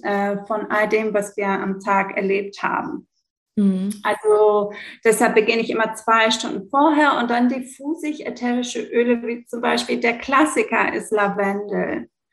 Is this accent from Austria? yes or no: no; Greece; moved away as an adult; also born or lived in Italy / Belgium / Hamburg, Germany; ich bin in Griechenland geboren und aufgewachsen, ähm, aber ich habe eine deutsche Mama, deshalb kann ich so gut Deutsch